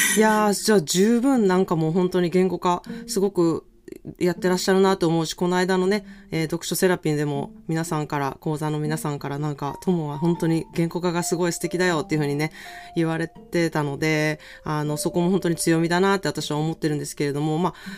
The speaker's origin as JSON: {"language": "Japanese", "country": "Japan", "tie": "born or raised there", "moved": "yes", "lives_now": "California, United States", "said": "私の実家がなんか結構海の近くなん"}